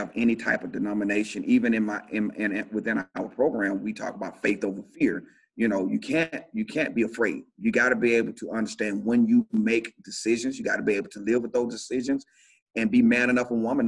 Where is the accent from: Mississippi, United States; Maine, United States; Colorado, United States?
Mississippi, United States; Shannon; moved away as an adult; now in Montgomery, United States; I grew up in a small town called Shannon, Mississippi